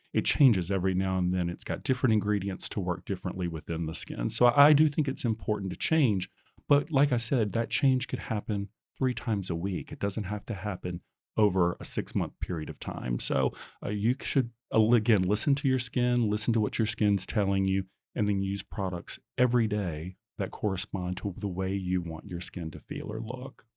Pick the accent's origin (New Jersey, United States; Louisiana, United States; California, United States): Louisiana, United States; Baton Rouge; now in San Francisco, United States; I'm originally from Baton Rouge, Louisiana